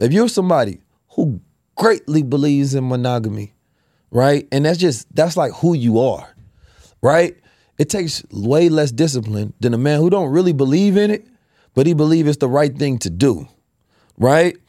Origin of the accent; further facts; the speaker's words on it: United States; we grew up in America